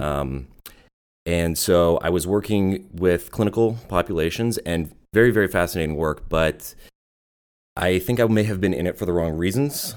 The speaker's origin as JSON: {"language": "English", "town": "Vancouver", "region": "British Columbia", "country": "Canada", "tie": "born or raised there", "also_born_or_lived": "Germany", "moved": "as an adult", "lives_now": "United States", "said": "I grew up in Vancouver"}